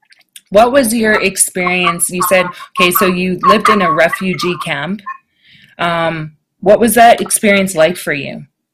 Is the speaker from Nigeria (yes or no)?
no; Jamaica; moved away; we're both immigrants. I'm from Jamaica